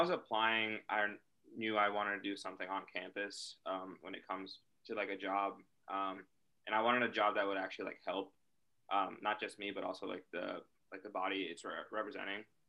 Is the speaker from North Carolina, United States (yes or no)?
yes; Charlotte, North Carolina, United States; I'm from Charlotte, North Carolina